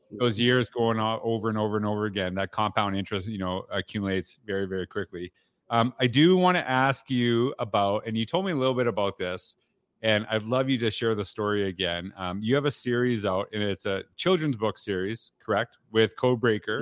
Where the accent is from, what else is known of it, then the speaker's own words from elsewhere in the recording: Canada; growing up in Canada